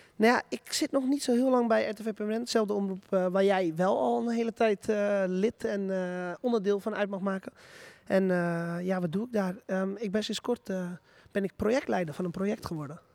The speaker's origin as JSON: {"language": "Dutch", "town": "Purmerend", "region": "North Holland", "country": "Netherlands", "moved": "as an adult", "lives_now": "Zaandam, Netherlands", "said": "ik kom zelf uit Purmerend. Ik woon er helaas niet meer"}